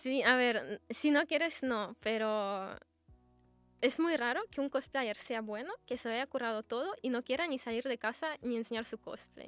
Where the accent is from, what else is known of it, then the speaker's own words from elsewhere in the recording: Russia; Spanish is a second language; now in Spain; soy de Rusia